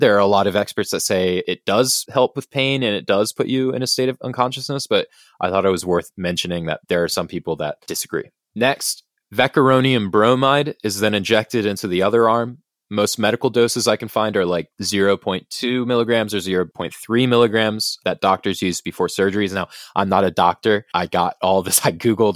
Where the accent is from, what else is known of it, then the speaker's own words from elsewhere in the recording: United States; as an American